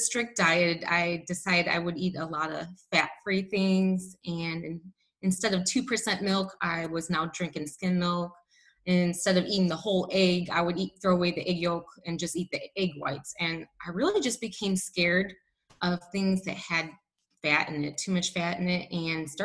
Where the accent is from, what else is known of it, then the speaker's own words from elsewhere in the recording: Northwest Indiana, United States; I grew up in Northwest Indiana in a town that was about 40 minutes from Chicago.